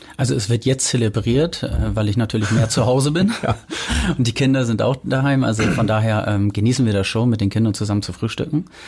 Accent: Delmenhorst, Lower Saxony, Germany; also born or lived in Bremen / Travemünde; now in Hamburg, Germany; ich komme aus Delmenhorst, habe dann in Bremen gewohnt

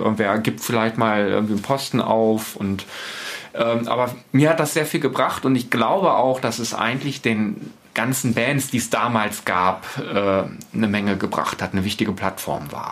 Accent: Osterode am Harz, Lower Saxony, Germany; also born or lived in Celle; die Fuba hier in Osterode in Gittelde, großer Leiterplattenhersteller

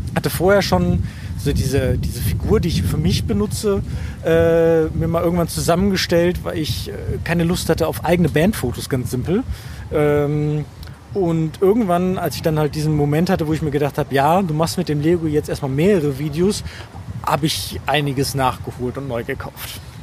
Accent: Germany; bei uns in Deutschland

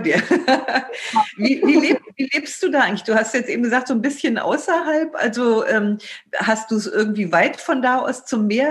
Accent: Germany; als Deutscher

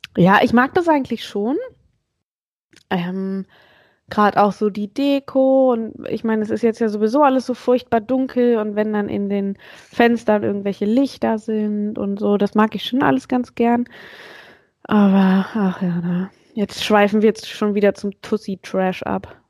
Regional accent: Hanover, Lower Saxony, Germany; ich komme ja aus Hannover und ich kann irgendwie gar keinen Akzent

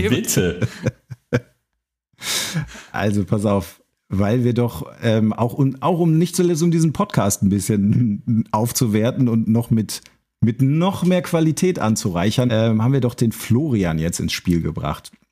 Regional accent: North Rhine-Westphalia, Germany; Also, ich bin auch aus dem Münsterland, da war das auch gar nicht so Thema

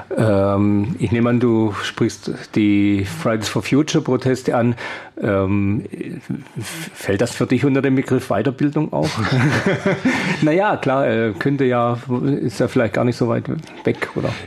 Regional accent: Esslingen, Baden-Württemberg, Germany; in meiner Heimatstadt in Esslingen

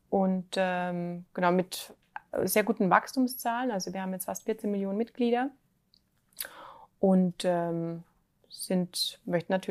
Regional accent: Germany; sind die Deutschen, äh, sind wir Deutsche doch am, noch am vorsichtigsten.

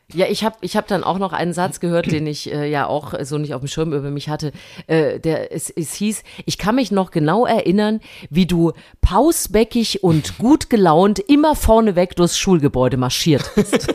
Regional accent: Thuringia, Germany; moved away; ich war in meiner alten Heimat Thüringen.

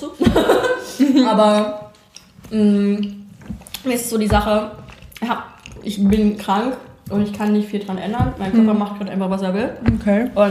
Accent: Saxony, Germany; ich bin halt im Erzgebirge aufgewachsen

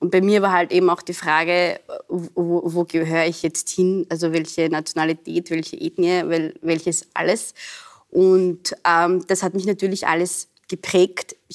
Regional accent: Austria; Also in Österreich war ich, bin ich, werde ich immer noch nicht abs also vollkommen als Österreicherin akzeptiert, mhm. weil ich so ausschaue, wie ich ausschaue, weil ich heiß, wie ich heiß.

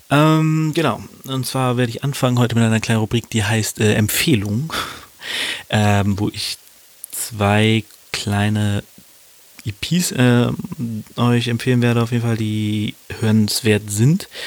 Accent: Hannover, Lower Saxony, Germany; Und zwar beschäftigen wir uns mit zwei Rappern, die auch aus meiner Heimat kommen, aus meiner Heimatstadt Hannover.

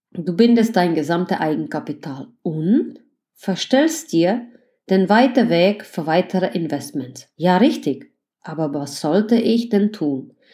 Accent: Greifswald, Mecklenburg-Vorpommern, Germany; Ich fange an, eine tolle Drei-Zimmer-Wohnung in meiner Heimatstadt Griefswald zu kaufen.

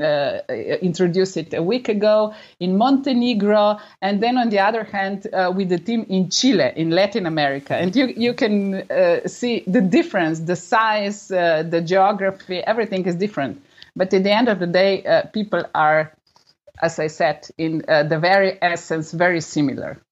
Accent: Slovenia; I'm coming from Slovenia, the country of 2 million people altogether.

